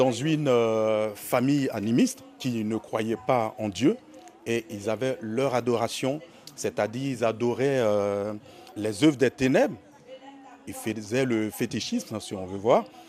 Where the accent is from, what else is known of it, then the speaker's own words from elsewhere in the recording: Côte d’Ivoire; moved away as an adult; now in France; Je suis originaire de Côte d'Ivoire, je suis euh, en France depuis 10 ans.